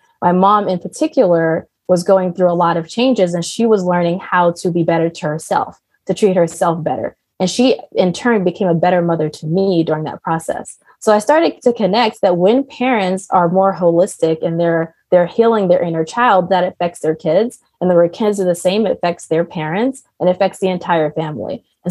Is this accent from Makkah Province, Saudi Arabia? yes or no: no; Riyadh, Riyadh Province, Saudi Arabia; also born or lived in Maryland; now in United States; So as a kid, I was born in the United States, in Maryland in particular. And then I moved to Riyadh, Saudi Arabia. So I actually lived in the Middle East for the most of my growing up. So now I know Arabic and English.